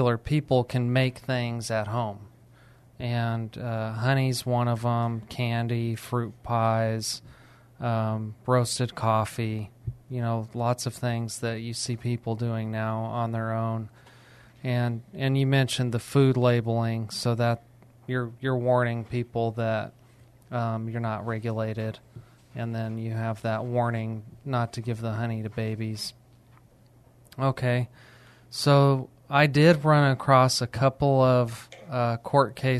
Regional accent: Alamogordo, New Mexico, United States; where I grew up in Alamogordo

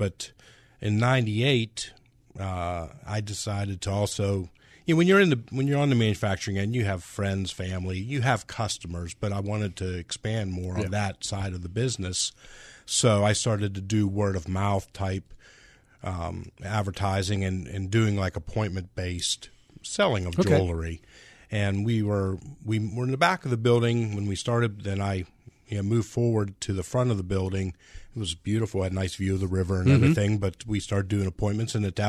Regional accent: Pittsburgh, Pennsylvania, United States; I grew up in the Pittsburgh area.

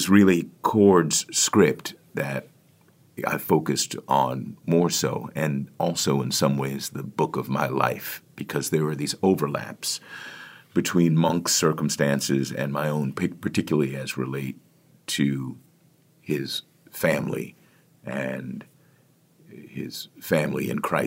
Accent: Washington, District of Columbia, United States; Washington, D.C., which is my hometown

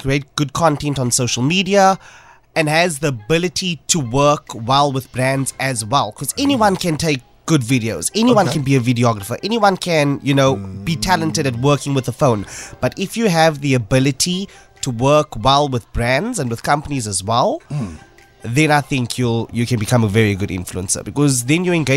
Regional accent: Cape Town, Western Cape, South Africa; also born or lived in Northern suburbs, Cape Town; I'm from Athlone, from the south.

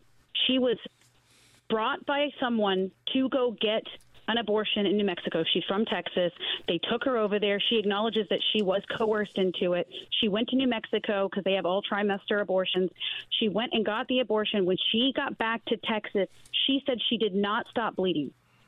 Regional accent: Taiwan; I grew up in Taiwan. I was a missionary kid. I grew up there for 16 years of my life

